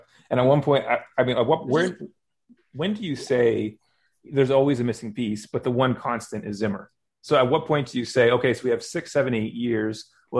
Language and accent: English; Kansas, United States; We're from Kansas.